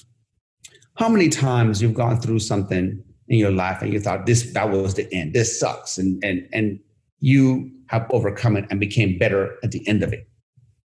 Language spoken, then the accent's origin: English; Sharon, Pennsylvania, United States; now in Los Angeles area, United States; even though I'm from Sharon. Nobody knows Sharon. I just say Pittsburgh.